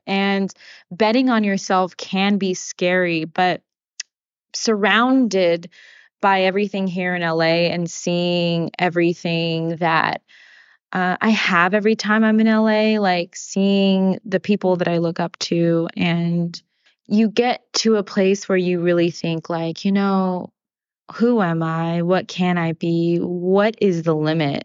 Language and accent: English; Sacramento, California, United States; moved away as an adult; also born or lived in New Jersey; We're both from Sacramento. And I was thinking about what it is to be from our hometown and to grow up in the same place